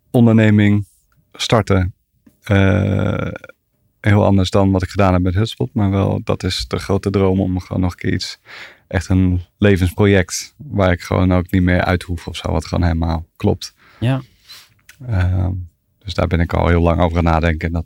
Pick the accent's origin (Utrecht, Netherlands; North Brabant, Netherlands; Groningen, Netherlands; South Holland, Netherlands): South Holland, Netherlands; The Hague; born there; Eh, in Den Haag.